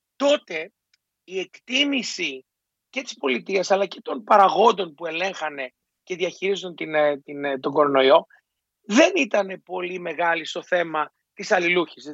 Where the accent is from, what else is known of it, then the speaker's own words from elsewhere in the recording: Greece; για μας ως Έλληνες